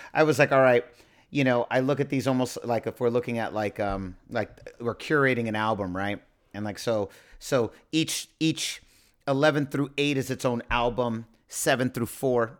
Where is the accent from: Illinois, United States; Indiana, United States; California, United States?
California, United States; San Francisco; I'm from San Francisco